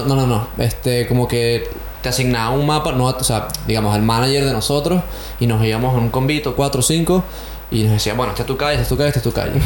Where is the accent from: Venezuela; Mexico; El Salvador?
Venezuela; Caracas, Capital District; moved away as an adult; also born or lived in Canada; now in Australia; yo soy de Caracas